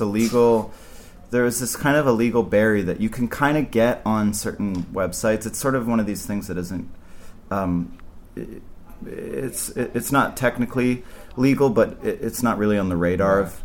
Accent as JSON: {"language": "English", "area": "Vancouver Island", "region": "British Columbia", "country": "Canada", "tie": "born or raised there", "also_born_or_lived": "Montreal / New York", "moved": "yes", "lives_now": "Los Angeles, United States", "said": "I grew up on Vancouver Island"}